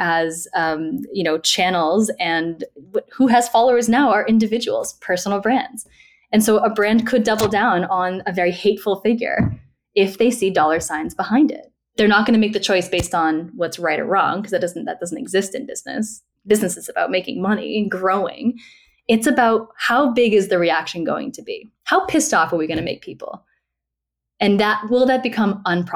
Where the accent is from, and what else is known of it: Woburn, Massachusetts, United States; born or raised there